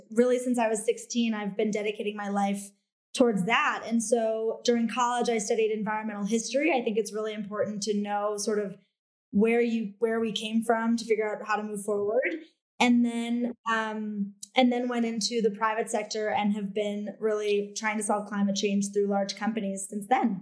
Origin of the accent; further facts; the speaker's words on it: just outside Cleveland, Ohio, United States; moved away as an adult; also born or lived in East Coast / Bahamas; I am originally from just outside Cleveland, Ohio. So born and raised Midwest